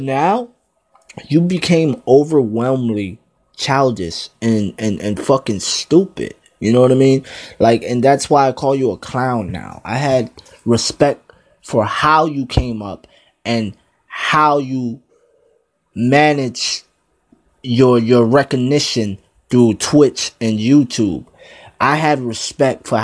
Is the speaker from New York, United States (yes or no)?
no; New Jersey, United States; I'm from Jersey